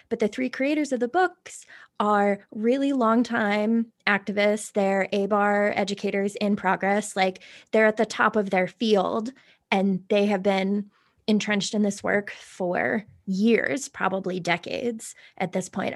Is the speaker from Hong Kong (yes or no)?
no; Ireland; I am Irish